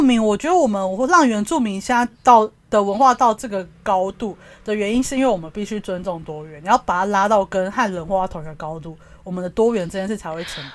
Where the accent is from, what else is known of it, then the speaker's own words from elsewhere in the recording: Taiwan; 你身为台湾人